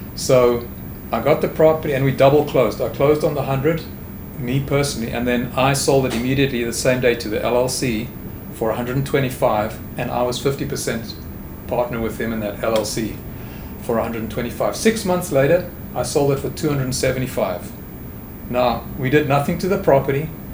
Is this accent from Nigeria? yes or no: no; South Africa; moved away as an adult; also born or lived in England; now in Houston, United States; I'm a South African